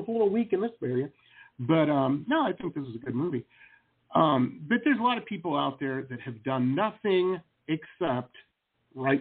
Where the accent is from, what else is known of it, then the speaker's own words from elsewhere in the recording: Detroit, Michigan, United States; I grew up in Detroit or across the river from Windsor.